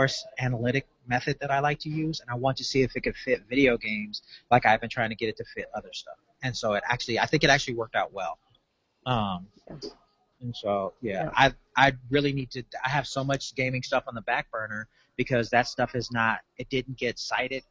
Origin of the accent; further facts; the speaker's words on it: Louisiana, United States; I grew up in Louisiana